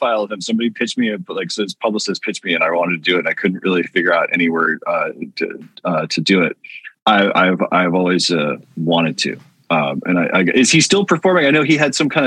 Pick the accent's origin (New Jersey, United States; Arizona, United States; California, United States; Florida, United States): California, United States; San Francisco; I'm from the Bay Area, from Northern California, from San Francisco